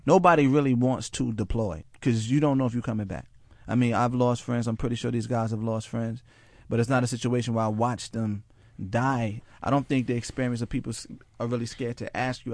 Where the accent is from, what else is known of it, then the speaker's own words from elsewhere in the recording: Mount Vernon, New York, United States; from Mount Vernon, New York